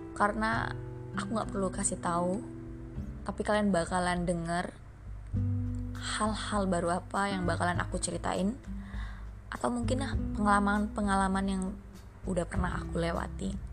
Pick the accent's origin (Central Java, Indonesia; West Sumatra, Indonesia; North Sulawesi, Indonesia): West Sumatra, Indonesia; Minangkabau; ambo iko orang awak tapi aku nggak bisa bisa kali bahasa orang awak